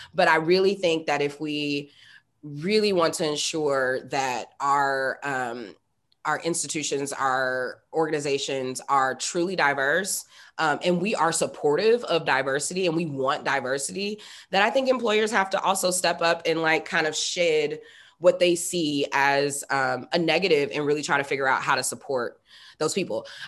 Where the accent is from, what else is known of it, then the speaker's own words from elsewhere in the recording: Indianapolis, Indiana, United States; moved away as an adult; also born or lived in East Coast / West Coast; I'm born and raised in Indianapolis, Indiana, which is not the most exciting place in the world, but it is home.